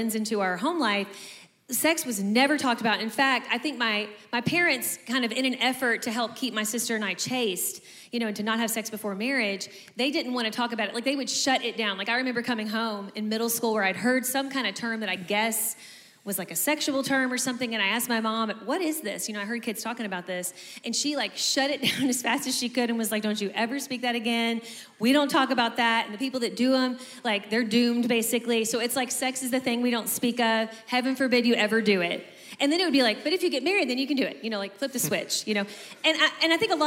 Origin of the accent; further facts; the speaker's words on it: Kentucky, United States; We grew up in Kentucky